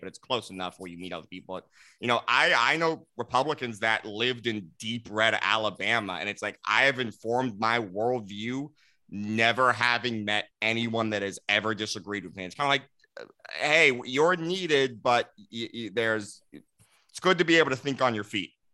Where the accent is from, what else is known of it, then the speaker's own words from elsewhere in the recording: Los Angeles, California, United States; moved away as an adult; also born or lived in Texas; I'm from California originally, Los Angeles